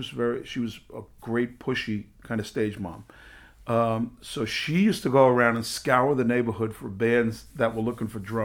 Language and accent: English; New York City, New York, United States; I was raised up in the Bronx